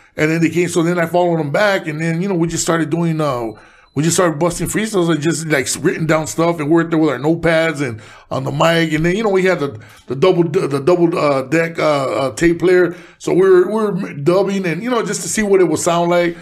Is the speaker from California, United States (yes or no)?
yes; Los Angeles, California, United States; also born or lived in Mexico; I was born in Boyle Heights, but I was raised in East